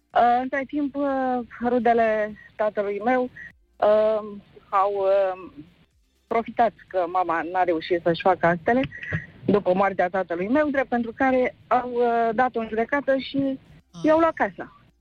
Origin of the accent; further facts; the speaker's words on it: Călărași, Călărași County, Romania; now in Bucharest, Romania; vă sun acum din București, eu de fapt sunt din Călăraș